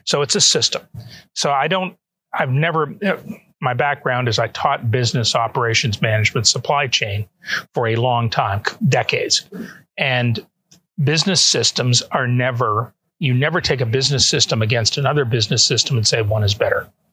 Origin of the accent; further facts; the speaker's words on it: Canada; also born or lived in Atlanta, United States; now in Toronto, Canada; Both my wife and I are Canadian citizens, mm-hmm. natives. We were born there, mm-hmm. so we were able to move back